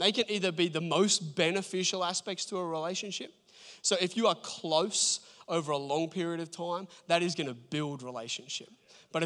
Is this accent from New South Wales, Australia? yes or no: yes; Port Macquarie, New South Wales, Australia; moved away; I grew up in Port Macquarie